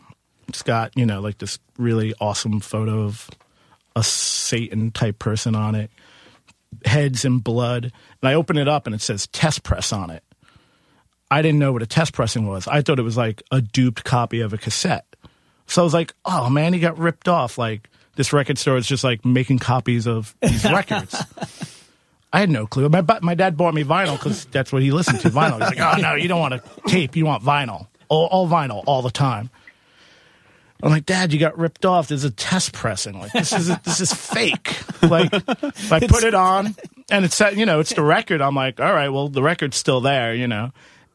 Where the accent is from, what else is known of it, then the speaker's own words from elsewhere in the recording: Queens, New York, United States; I'm from Queens.